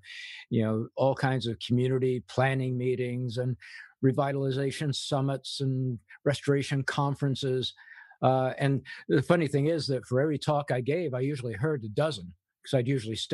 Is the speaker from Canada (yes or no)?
no; England, United Kingdom; moved away; I grew up in England. My mother was a war bride, so she was English